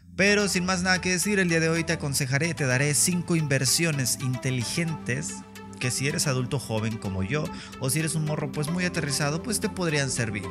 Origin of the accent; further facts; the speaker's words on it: Mexico; en mi país, México